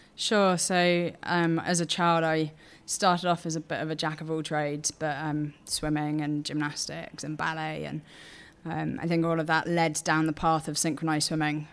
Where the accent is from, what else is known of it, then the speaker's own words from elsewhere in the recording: Portsmouth, South East England, United Kingdom; I grew up in Portsmouth